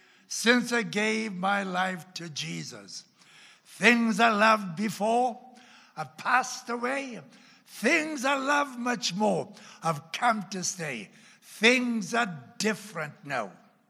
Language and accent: English; Oklahoma, United States; accent: Oklahoma; And you can tell by my accent, though the Oklahoma accent still lingers around quite often.